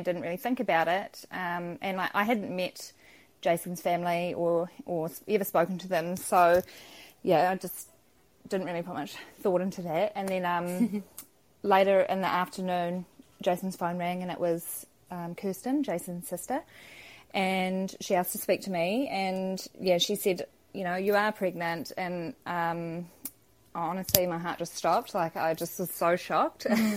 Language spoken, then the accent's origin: English; Cambridge, Waikato, New Zealand; I'm from Cambridge in Waikato.